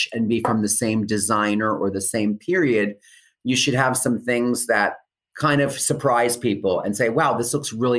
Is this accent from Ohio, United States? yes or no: no; Allentown, Pennsylvania, United States; moved away; I grew up outside of Allentown, Pennsylvania in a rural area.